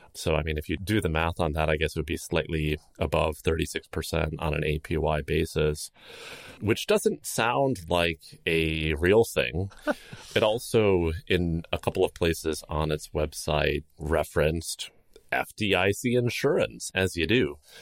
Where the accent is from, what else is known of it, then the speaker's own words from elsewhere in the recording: Chicago, Illinois, United States; my hometown of Chicago